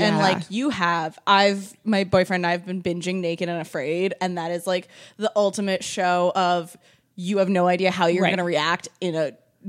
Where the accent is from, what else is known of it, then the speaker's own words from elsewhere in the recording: New England, United States; now in California, United States; I'm from New England. I've lived through plenty of blizzards.